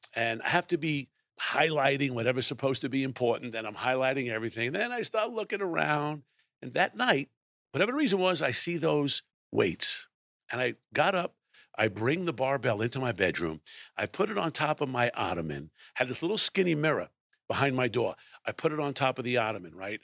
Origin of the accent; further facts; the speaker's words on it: Brooklyn, New York, United States; I was born in Brooklyn, New York.